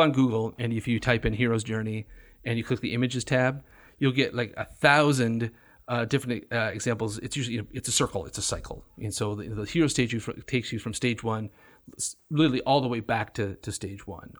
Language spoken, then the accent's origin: English; Jenison, Michigan, United States; Jenison, yeah.